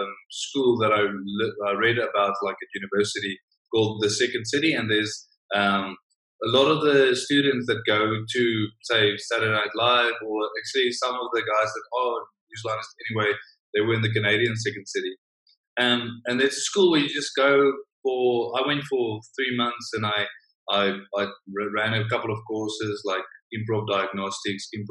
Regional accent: South Africa; being a South African in the big American system over there

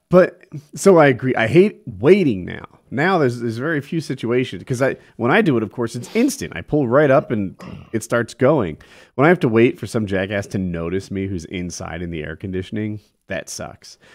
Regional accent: New Jersey, United States; I grew up in Jersey and we always felt a little spoiled, babied.

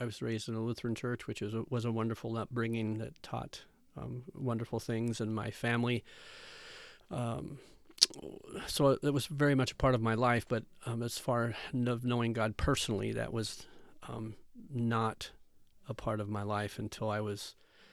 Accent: Shelby, Iowa, United States; I'm from Shelby, Iowa, huge metropolis of 800, over by Council Bluffs, Iowa, southwest Iowa.

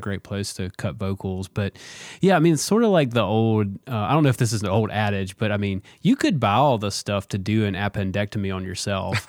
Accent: Vancleave, Mississippi, United States; moved away; also born or lived in Jackson, Mississippi; I grew up in Van Cleve, which is the country

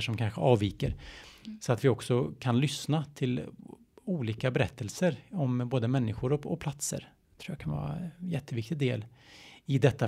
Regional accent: a Stockholm suburb, Stockholm County, Sweden; jag är från, eh, en Stockholmsfort, att jag är svensk

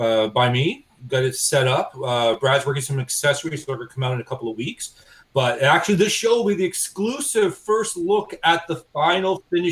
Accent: Canada; I'm Canadian.

